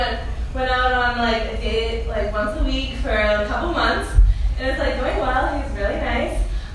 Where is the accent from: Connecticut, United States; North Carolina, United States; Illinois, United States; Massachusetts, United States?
Massachusetts, United States; also born or lived in Philadelphia; I'm also from Massachusetts.